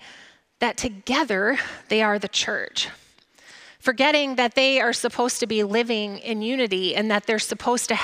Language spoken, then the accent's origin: English; Grand Rapids, Michigan, United States; now in Borculo, United States; I grew up in Grand Rapids, so really nowhere near farmland, but now I live in Borculo